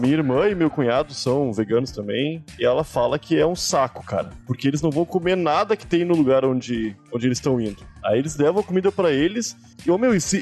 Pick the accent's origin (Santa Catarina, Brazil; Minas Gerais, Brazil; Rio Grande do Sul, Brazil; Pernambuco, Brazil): Rio Grande do Sul, Brazil; Porto Alegre; moved away; also born or lived in São Paulo; sou gaúcho de Porto Alegre